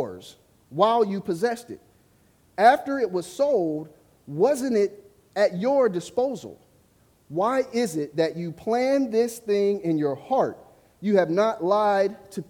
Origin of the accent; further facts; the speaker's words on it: Ohio, United States; I am from the great state of Ohio, hence the Cincinnati shirt, right? I went to the University of Cincinnati, but I'm from Ohio. I grew up in the country